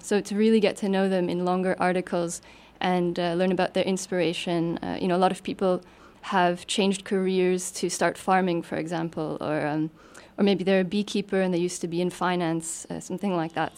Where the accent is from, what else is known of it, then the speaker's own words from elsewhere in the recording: Canada; moved away as an adult; now in Luxembourg; I'm originally from Canada